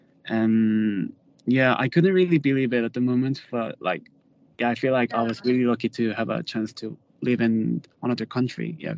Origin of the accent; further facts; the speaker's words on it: South Korea; moved away; also born or lived in London, United Kingdom / Sweden; I'm from South Korea and I'm currently majoring in the fashion buying and merchandising